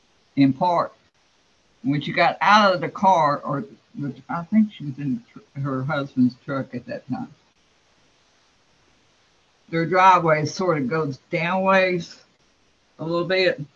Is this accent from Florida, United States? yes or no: yes; Florida, United States; I was raised in Florida